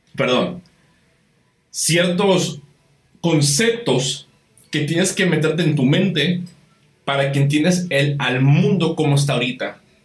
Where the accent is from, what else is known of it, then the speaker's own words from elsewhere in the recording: Baja California, Mexico; aquí en Baja California, aquí donde, donde, de donde yo soy